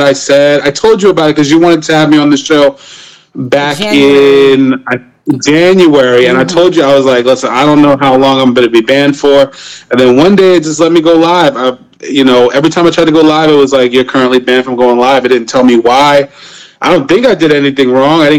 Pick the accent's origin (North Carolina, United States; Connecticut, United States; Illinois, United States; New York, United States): New York, United States; New York City; now in South Carolina, United States; I grew up in Brooklyn, New York.